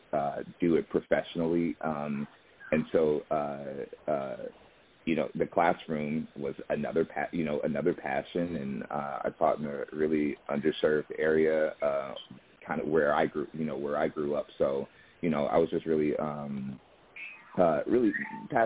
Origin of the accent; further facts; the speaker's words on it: Indianapolis, Indiana, United States; moved away as an adult; also born or lived in Seattle; I'm from Indianapolis, Indiana, and I did theater in high school. And, you know, growing up in Indiana